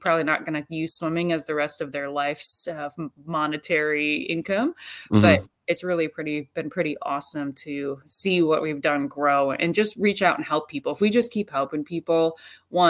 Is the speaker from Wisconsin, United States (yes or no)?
yes; Wisconsin, United States; I'm from Wisconsin.